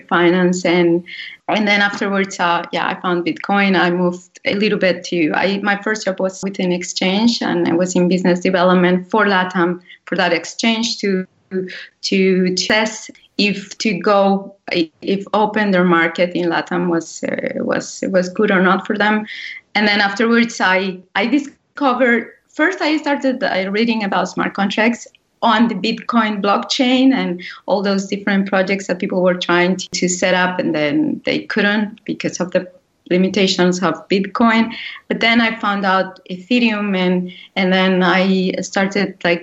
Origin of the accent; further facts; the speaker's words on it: Colombia; moved away as an adult; also born or lived in Europe; I grew up in Colombia